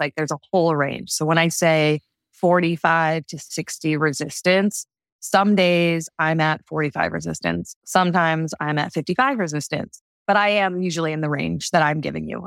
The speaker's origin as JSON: {"language": "English", "area": "Martha's Vineyard", "region": "Massachusetts", "country": "United States", "tie": "born or raised there", "also_born_or_lived": "Texas / California", "moved": "yes", "lives_now": "New York, United States", "said": "I'm originally from Martha's Vineyard, Massachusetts"}